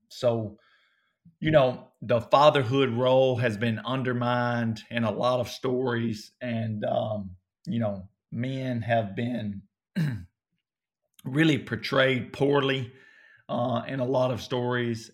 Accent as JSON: {"language": "English", "area": "Coleman", "region": "North Alabama", "country": "United States", "tie": "born or raised there", "accent": "southern", "said": "I grew up in North Alabama, so they, they went to my, uh, a town or close to m, where I grew up, uh, called Coleman"}